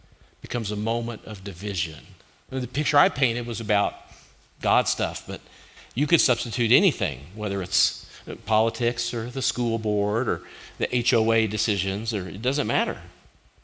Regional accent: Kentucky, United States; now in Colorado, United States; we're from Kentucky

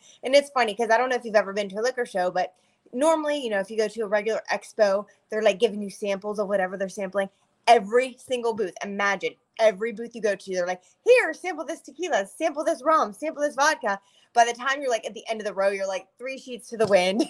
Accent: Pittsburgh, Pennsylvania, United States; also born or lived in Ohio; now in Florida, United States; I'm originally from Pittsburgh, but I've lived in Ohio for the last quite a few years and just literally moved to Florida about a year ago.

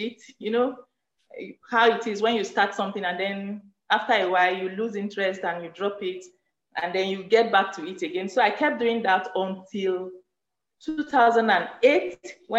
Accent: Benue, Nigeria; also born or lived in Osun State; now in Zaria, Nigeria; I hail from Benue State.

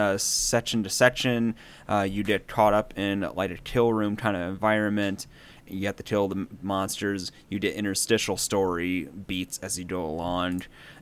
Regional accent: United States; We're American.

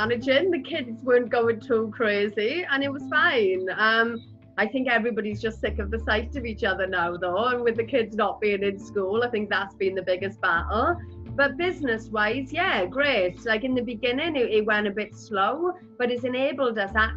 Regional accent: Rhondda, Wales, United Kingdom; I'm from the Rhondda

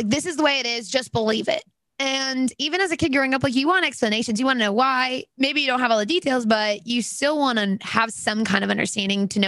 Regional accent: Alabama, United States; I'm from Alabama

